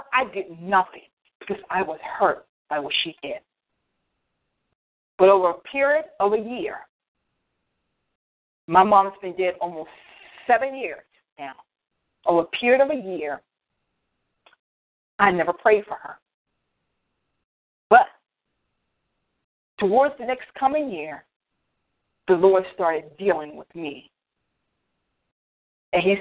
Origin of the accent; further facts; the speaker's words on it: Frederick, United States; here in my hometown, Frederick